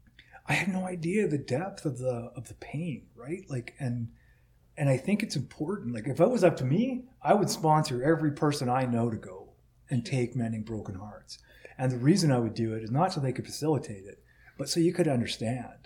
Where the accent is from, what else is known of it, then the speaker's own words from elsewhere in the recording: United States; now in Canada; I'm an American